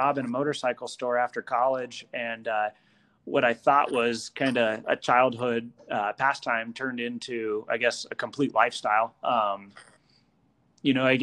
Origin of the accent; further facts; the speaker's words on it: Northern Colorado, United States; moved away as an adult; now in Wyoming, United States; I grew up in Northern Colorado. I moved up to Wyoming, I guess, it's been about 10 years now, but that was where I lived for the first 22 years of life.